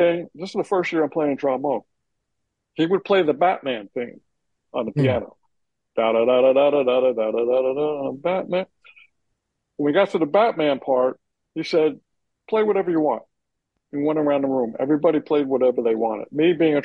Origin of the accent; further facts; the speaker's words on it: Union, New Jersey, United States; I grew up in Union, New Jersey